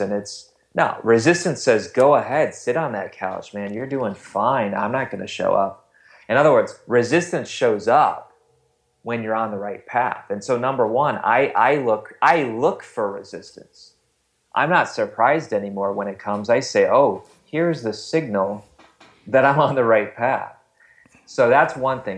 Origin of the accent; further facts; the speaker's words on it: Wisconsin, United States; now in Ohio, United States; I am not from Ohio, I'm from Wisconsin